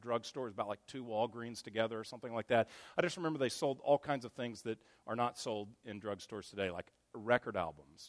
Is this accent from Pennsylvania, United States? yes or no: no; Texas, United States; I grew up in Texas